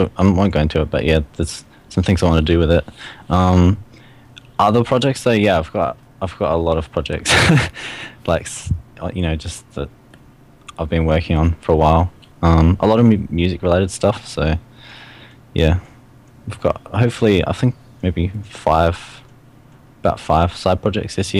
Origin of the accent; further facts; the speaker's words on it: Australia; I'm from Australia